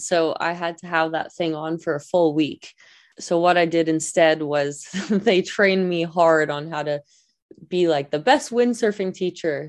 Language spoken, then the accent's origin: English; Vancouver, British Columbia, Canada; I grew up in Vancouver, BC